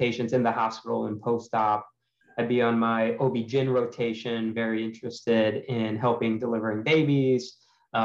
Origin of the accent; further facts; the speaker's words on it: Cleveland, Ohio, United States; moved away as an adult; also born or lived in St. Louis, Missouri; I'm from Cleveland, Ohio, originally, an only child